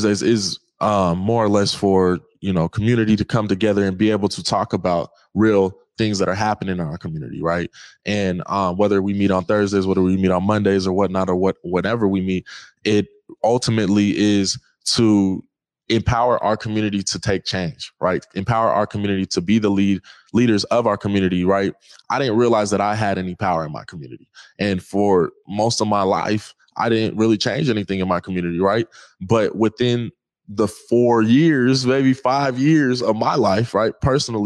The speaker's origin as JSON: {"language": "English", "town": "Seattle", "region": "Washington", "country": "United States", "tie": "born or raised there", "said": "growing up in the Seattle school districts"}